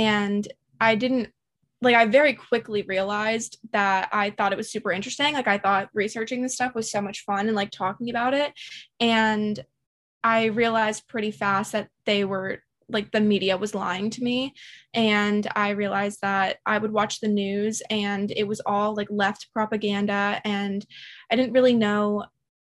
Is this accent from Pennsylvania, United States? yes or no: yes; Pennsylvania, United States; I'm from Pennsylvania